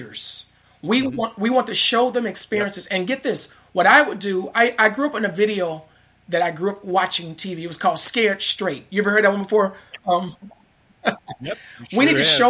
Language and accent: English; Chicago, Illinois, United States; the school where I grew up in Inglewood, is it South Chicago